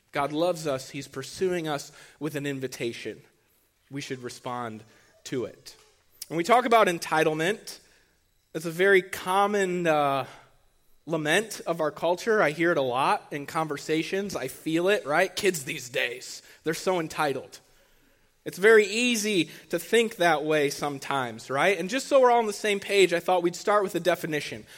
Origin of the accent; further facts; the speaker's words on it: Archbold, Ohio, United States; I'm from Archibald